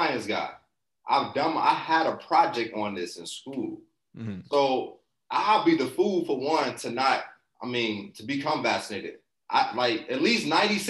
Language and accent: English; Chicago, Illinois, United States; I'm from Chicago or whatever, and you know, growing up in that environment